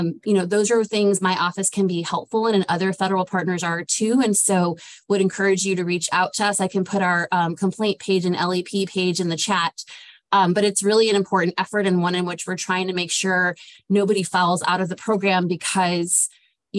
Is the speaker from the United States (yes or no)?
yes; Phoenix, Arizona, United States; I'm from Phoenix, Arizona